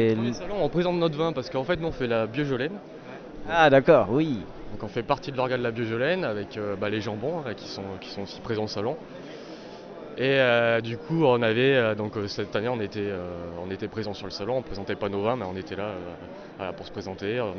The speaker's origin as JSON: {"language": "French", "region": "Auvergne-Rhône-Alpes", "country": "France", "said": "moi, je suis d'Auvergne"}